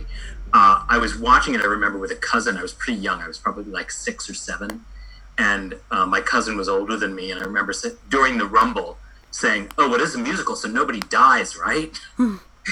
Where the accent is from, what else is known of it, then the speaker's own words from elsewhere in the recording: United States; being both an American growing up in a mostly white neighborhood and having a family of immigrants